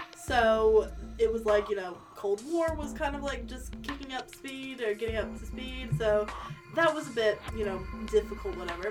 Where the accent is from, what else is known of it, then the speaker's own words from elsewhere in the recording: United States; moved away; Being American